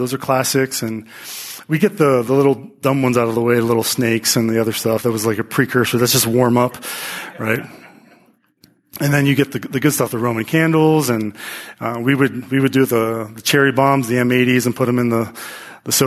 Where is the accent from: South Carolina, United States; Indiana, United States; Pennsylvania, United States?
Pennsylvania, United States; as a kid growing up in Pennsylvania